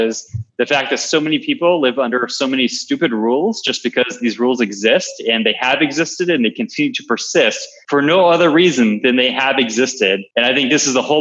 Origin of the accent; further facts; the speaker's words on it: Long Island, New York, United States; I'm a New Yorker, from back in the day where I grew up on Long Island, New York